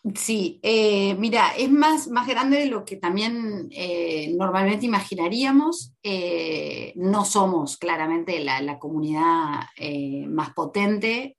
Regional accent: Paraná, Entre Ríos, Argentina; moved away as an adult; now in New Zealand; vengo de Paraná, y Paraná es la capital panamericana de softball

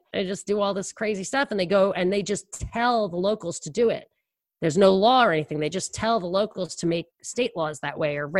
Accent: New York, United States; And I'm from New York.

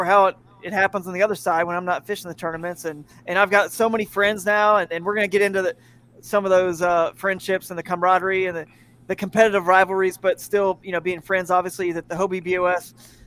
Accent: Atlanta, Georgia, United States; moved away as an adult; also born or lived in Fort Worth, Texas / Charlotte, North Carolina; I grew up in the Atlanta area, so I used to be a Falcons fan

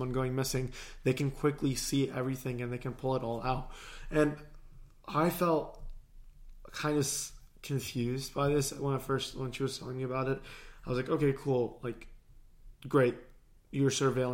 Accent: United States; as an American, and as an American that represents a particular political party

